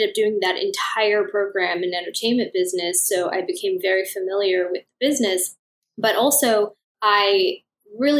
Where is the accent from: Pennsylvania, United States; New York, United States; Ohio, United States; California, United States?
California, United States; Los Angeles; I was raised in Los Angeles. I've been here my whole life